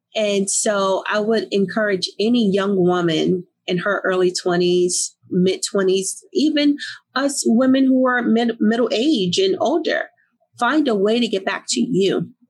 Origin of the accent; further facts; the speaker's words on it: Newark, New Jersey, United States; I grew up in Newark, New Jersey.